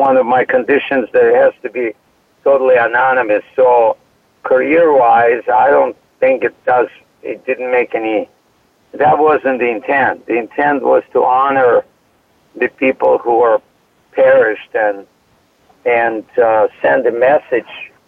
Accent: Odesa, Odesa Oblast, Ukraine; moved away as an adult; now in United States; I have a degree in art from my hometown, from Odessa, Ukraine

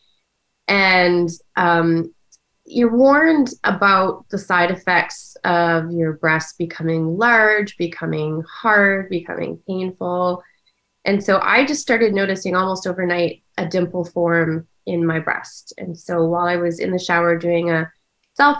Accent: Ontario, Canada; moved away as an adult; also born or lived in Washington, D.C., United States; now in United States; I was born in Ontario, Canada, where I grew up. And I've now been living in the United States for about 20 years.

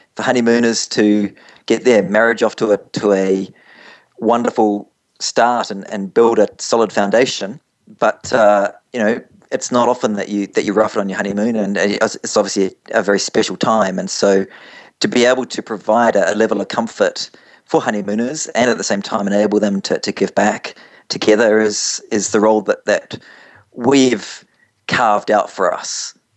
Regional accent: New Zealand; moved away as an adult; also born or lived in London, England; As you can see from my accent, I'm not from around your parts, and uh, originally from from New Zealand, but but moved up to, to London, England, straight after university.

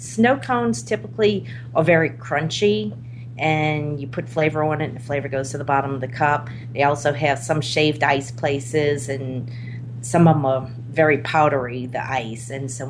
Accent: New Orleans, Louisiana, United States; moved away as an adult; I grew up in New Orleans. I moved here 17 years ago.

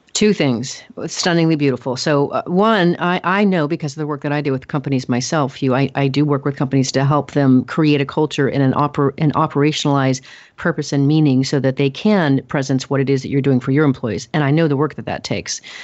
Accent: Oregon, United States; now in Texas, United States; I'm from Oregon. We are tree huggers there. I live in Texas now

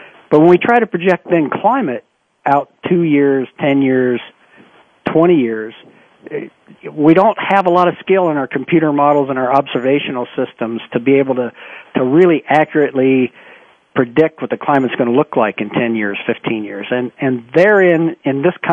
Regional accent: Ohio, United States; I grew up in Ohio

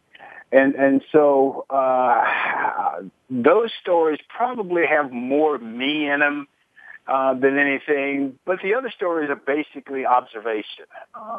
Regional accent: Birmingham, Alabama, United States; moved away; also born or lived in Los Angeles; I grew up in segregated Birmingham, Alabama

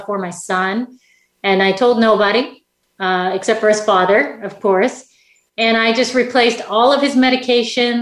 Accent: Saskatchewan, Canada; I grew up in Canada. In Saskatchewan, Canada, really small place in the middle of Canada

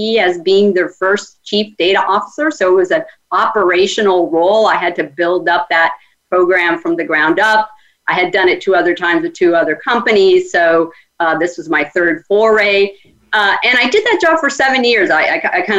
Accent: Cuba; now in United States; I'm Hispanic. I was born in Cuba and came to the United States.

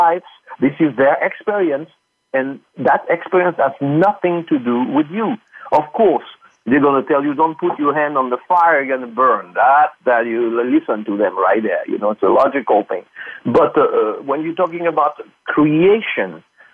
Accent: France; born or raised there; English is a second language; moved away as an adult; now in United States

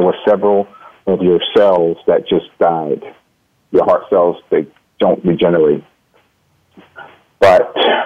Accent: North New Jersey, United States; I grew up in North New Jersey

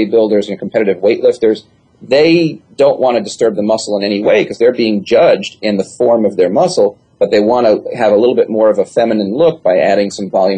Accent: New York, United States; I'm from New York

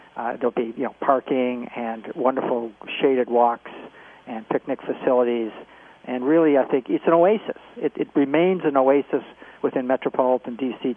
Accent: Canada; moved away as an adult; also born or lived in Nantucket, Massachusetts; now in United States; I'm a Canadian, if, if uh, no one's guessed with the accent. But I've been in the states for a while.

